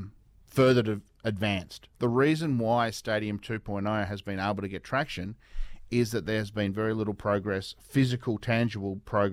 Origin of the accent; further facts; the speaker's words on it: Devonport, Tasmania, Australia; January 30, 1985. I was born in Devonport.